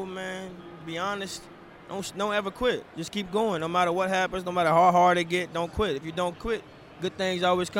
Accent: Louisville, Kentucky, United States; I'm from Louisville, Kentucky.

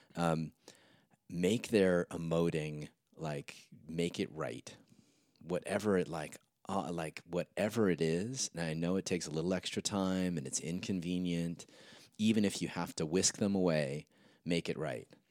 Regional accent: Santa Monica, California, United States; Saint Jude's, I think, in Santa Monica

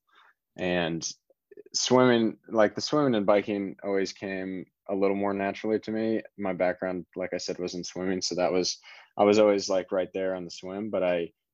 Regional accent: Indiana, United States; moved away; I grew up in Indiana and in the state of Indiana in the United States

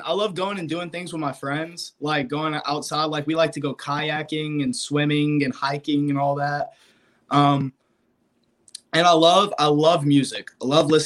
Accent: Alabama, United States; I'm from Alabama

